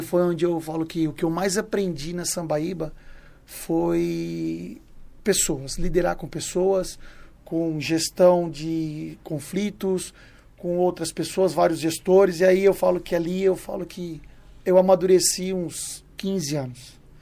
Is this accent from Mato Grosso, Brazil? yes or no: yes; Mato Grosso, Brazil; now in São Paulo, Brazil; Eu morava na, no Mato Grosso, nascido e criado no Mato Grosso, lá morava, era, morava na fazenda com meus pais